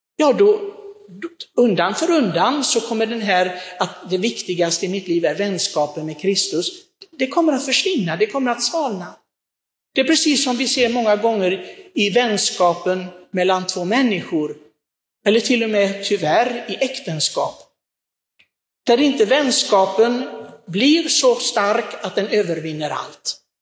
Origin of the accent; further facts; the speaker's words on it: Sweden; vi svenskar